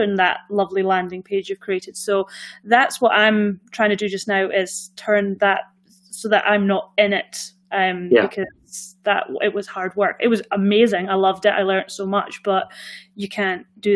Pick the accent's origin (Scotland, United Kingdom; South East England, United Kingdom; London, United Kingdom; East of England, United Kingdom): Scotland, United Kingdom; accent: Scottish; obviously I've got the Scottish accent, but I'm Scottish.